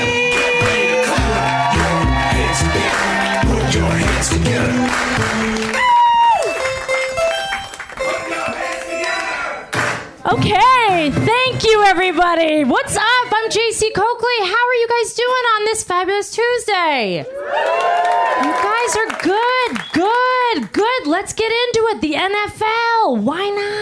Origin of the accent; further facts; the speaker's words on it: Pittsburgh, Pennsylvania, United States; I was born in Pittsburgh, Pennsylvania